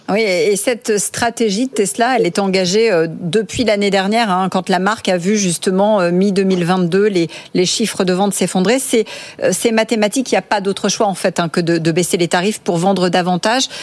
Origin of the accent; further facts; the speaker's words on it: France; chez nous en France